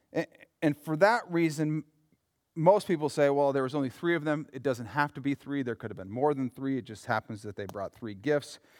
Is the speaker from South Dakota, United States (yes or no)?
yes; Yankton, South Dakota, United States; now in Minnesota, United States; I'm from Yankton